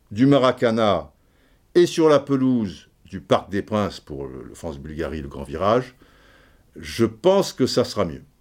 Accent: Brazzaville, Republic of the Congo; born there; Je suis né à Brazzaville, machin.

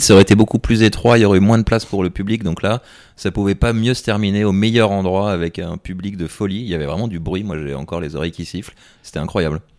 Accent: France; en tant que Français

